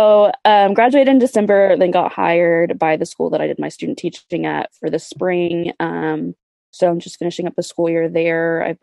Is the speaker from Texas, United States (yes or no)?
yes; Fort Worth, Texas, United States; I'm from Fort Worth, Texas, born and raised